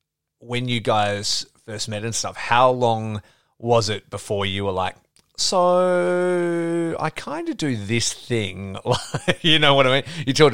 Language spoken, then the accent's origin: English; Geraldton, Western Australia, Australia; I grew up in Geraldton, for those who are not in WA, it's 4 hours north of Perth, which is kind of like our main city.